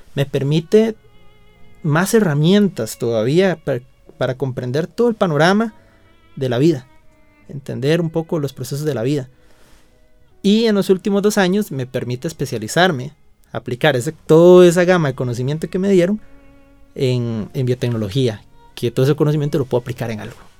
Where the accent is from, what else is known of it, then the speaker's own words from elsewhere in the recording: León XIII, San José, Costa Rica; provengo de la León 13, un barrio